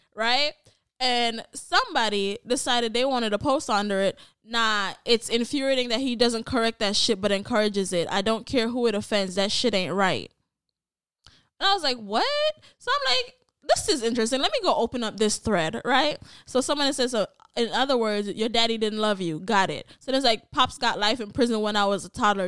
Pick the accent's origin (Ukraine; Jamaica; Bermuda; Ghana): Jamaica; as a Jamaican